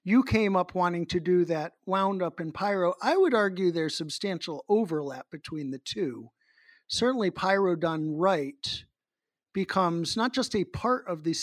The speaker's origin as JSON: {"language": "English", "region": "New England", "country": "United States", "tie": "born or raised there", "said": "growing up in New England"}